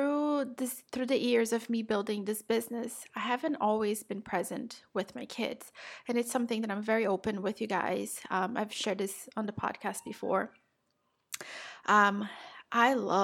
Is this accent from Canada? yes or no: no; Brazil; moved away; I'm South American, I'm Brazilian.